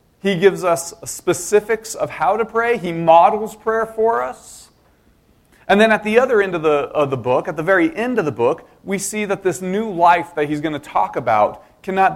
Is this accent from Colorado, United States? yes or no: yes; Denver, Colorado, United States; I grew up in Denver